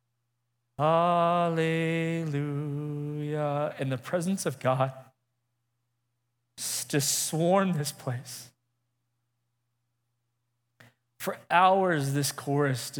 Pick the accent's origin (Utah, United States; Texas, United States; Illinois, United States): Texas, United States; Midland; also born or lived in Lubbock; I'm from Midland originally